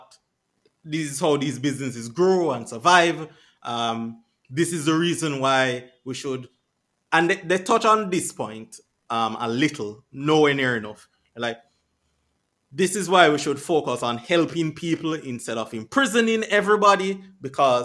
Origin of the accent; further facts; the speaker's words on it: Jamaica; I've lived there all my life